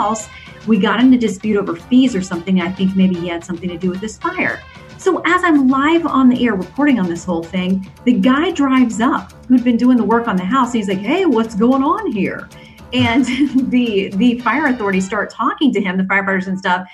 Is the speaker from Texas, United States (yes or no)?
no; Tallahassee, Florida, United States; also born or lived in Tampa; Tallahassee is my hometown